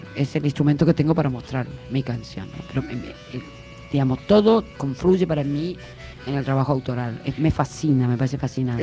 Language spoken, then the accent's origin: Spanish; Corrientes, Argentina; yo soy correntina de nacimiento. Y en, en mi provincia, de hecho, sabemos, eh, se habla el guaraní